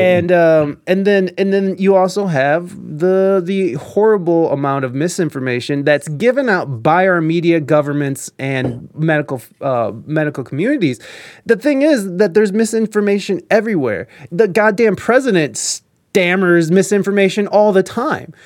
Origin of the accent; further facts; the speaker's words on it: United States; as an American